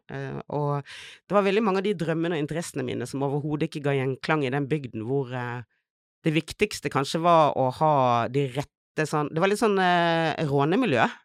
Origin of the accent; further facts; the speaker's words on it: Bergen, Vestland, Norway; now in Oslo, Norway; jeg er fra Fana. Ah, utenfor ah, oh, Bergen. Nei, men det er viktig å presisere at jeg vokste opp i en bygd.